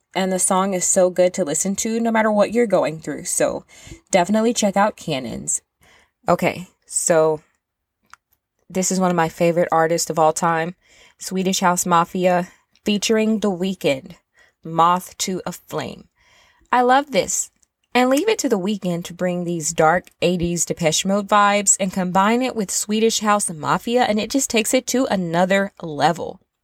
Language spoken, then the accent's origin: English; the South, United States; I'm from the South, and I've said this before, I grew up surrounded with the sounds of, like, Southern country rap